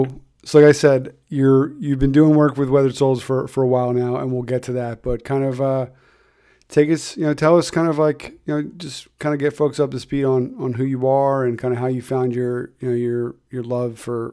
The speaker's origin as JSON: {"language": "English", "town": "Philadelphia", "region": "Pennsylvania", "country": "United States", "moved": "yes", "lives_now": "Connecticut, United States", "said": "I'm in Connecticut, but I'm from Philadelphia."}